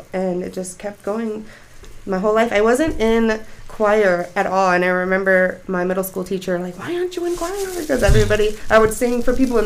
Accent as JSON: {"language": "English", "town": "Minneapolis", "region": "Minnesota", "country": "United States", "tie": "born or raised there", "said": "Minneapolis, born and raised"}